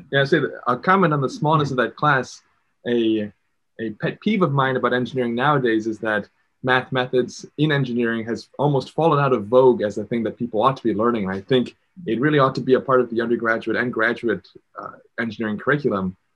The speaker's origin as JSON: {"language": "English", "town": "Chicago", "region": "Illinois", "country": "United States", "tie": "born or raised there", "said": "I grew up in Chicago"}